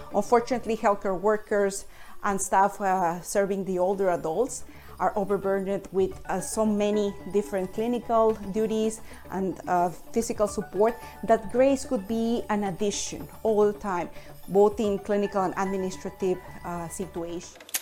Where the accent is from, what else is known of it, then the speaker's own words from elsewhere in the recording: near Kamloops, British Columbia, Canada; I grew up near Kamloops